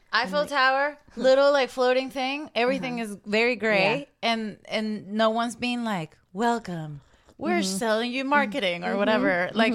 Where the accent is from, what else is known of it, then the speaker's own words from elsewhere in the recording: Caracas, Capital District, Venezuela; I'm from Venezuela, and I grew up in Caracas